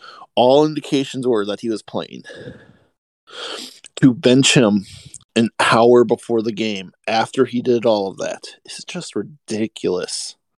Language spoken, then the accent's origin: English; Minnesota, United States; moved away; I'm a Minnesotan. I was born here, and I currently moved back here about 4 years ago, and I live up here again. This is a hockey crazed state.